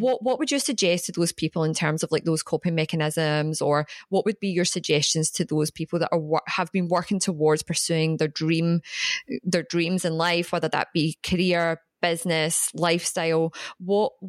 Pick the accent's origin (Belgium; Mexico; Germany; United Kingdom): United Kingdom; Glasgow, Scotland; now in Australia; I'm from Glasgow.